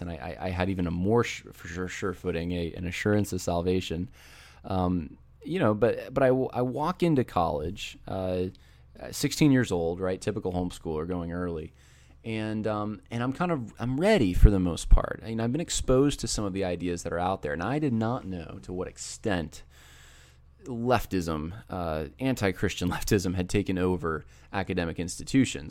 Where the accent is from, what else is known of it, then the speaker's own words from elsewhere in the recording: Northeast, United States; I was raised in the Northeast where Uh, it's pretty secular